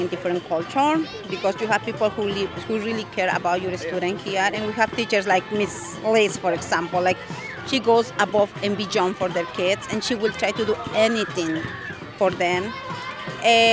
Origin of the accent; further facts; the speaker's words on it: Peru; moved away as an adult; now in Northampton, United States; I'm from Peru. I have been living in the United States for around 10 years now.